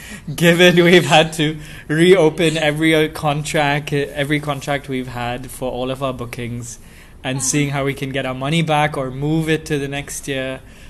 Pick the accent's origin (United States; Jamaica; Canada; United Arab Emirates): United Arab Emirates; Dubai; I'm, first of all, a third cultured kid because I was born and brought up in Dubai. And we have Portuguese passports, but Indian heritage. And I call Dubai home. I don't think I have a lot of Indian culture, nor can I say I'm Portuguese.